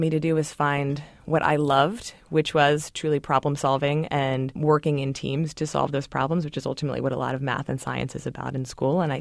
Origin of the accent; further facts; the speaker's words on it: Baltimore, Maryland, United States; I grew up in Baltimore, my mother wanted us to live there and attend an all-girls school